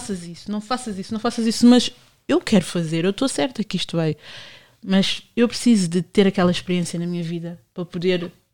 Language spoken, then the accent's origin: Portuguese; Portugal; eu cresci em São Bento